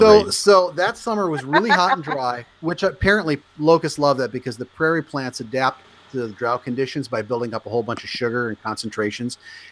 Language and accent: English; Nebraska, United States; moved away; Because I grew up in Nebraska